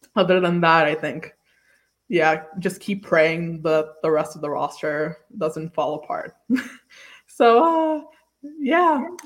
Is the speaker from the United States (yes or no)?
yes; New York City, New York, United States; I'm from Staten Island